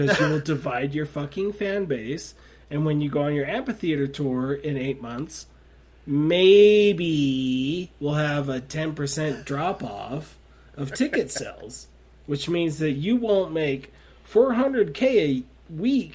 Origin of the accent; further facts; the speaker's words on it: Salt Lake City, Utah, United States; my hometown, Salt Lake City